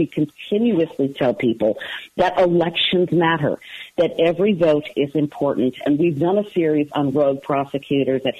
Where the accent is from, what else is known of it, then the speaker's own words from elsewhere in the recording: just outside Milwaukee, Wisconsin, United States; now in Baltimore area, United States; I grew up just outside Milwaukee.